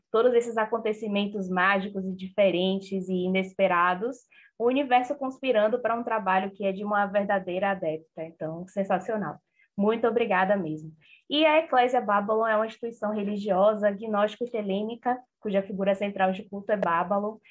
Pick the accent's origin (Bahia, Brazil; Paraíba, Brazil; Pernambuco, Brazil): Bahia, Brazil; Salvador; Eu sou de Salvador